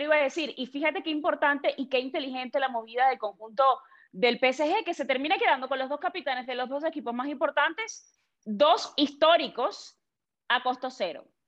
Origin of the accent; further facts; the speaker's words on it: Venezuela; los venezolanos